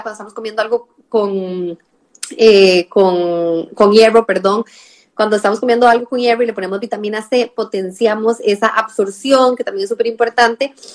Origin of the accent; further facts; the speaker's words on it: Costa Rica; now in Spain; mi acento que soy de Costa Rica